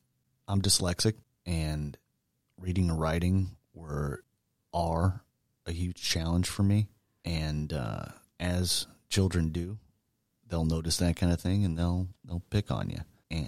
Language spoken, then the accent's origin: English; Boone Grove, Indiana, United States; I was born in Northwest Indiana, grew up in a little town called Boone Grove. It was a small farming community, no stoplights, no commercial businesses, but not that far outside of Chicago.